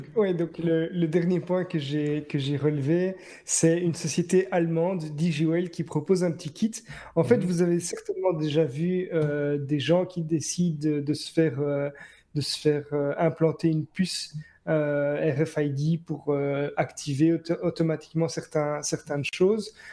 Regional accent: Belgium; ce qu'on a nous en, Belgique

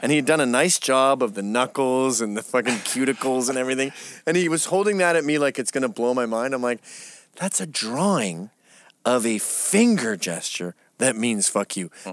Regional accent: England, United Kingdom; I was born in England

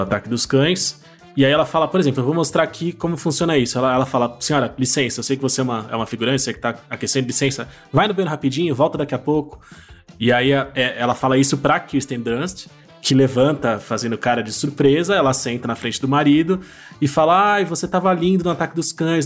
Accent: Brazil; a gente como enquanto brasileiro

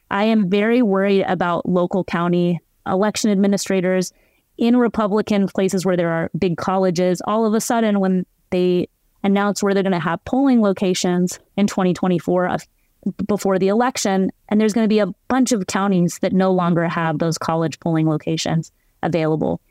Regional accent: Texas, United States; I also live in my home state of Texas

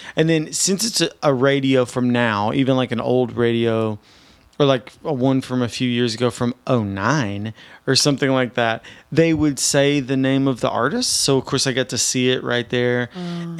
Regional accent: Nashville, Tennessee, United States; moved away; I'm from Nashville.

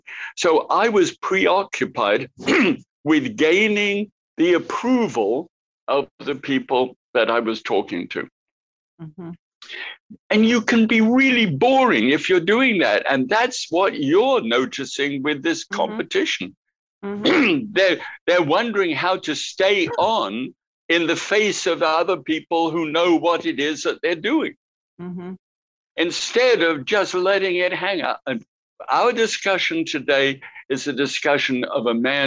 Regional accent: England, United Kingdom; accent: English; moved away as an adult; also born or lived in New Zealand; I arrived in New Zealand as a POMI, P-O-M-E, prisoner of Mother England. That's what we were referred to as POMIs, if you had come from England. So I had my English accent.

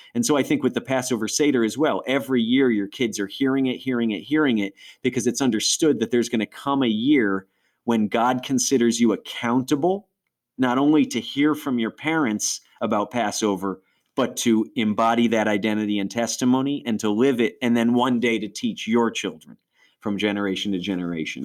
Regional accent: Western New York, United States; we went to a Messianic Jewish congregation where I grew up in Western New York

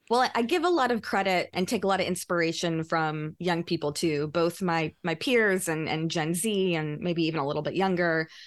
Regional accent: Louisiana, United States; moved away as an adult; now in New York, United States; I have a lot of great friends still from my childhood growing up in Louisiana.

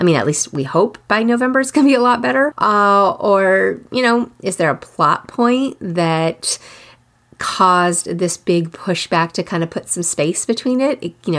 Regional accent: Austin, Texas, United States; I am from Austin. In the early 90s, I lived there. And then I went back in the 2000-somethings.

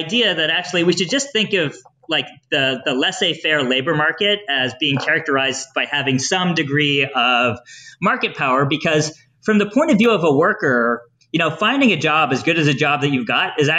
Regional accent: Newfoundland and Labrador, Canada; I'm from Newfoundland

